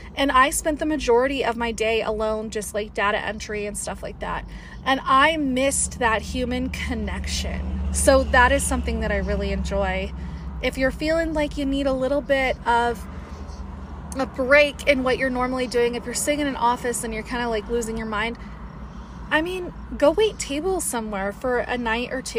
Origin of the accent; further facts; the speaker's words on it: Las Vegas, Nevada, United States; now in Colorado, United States; I'm originally from Vegas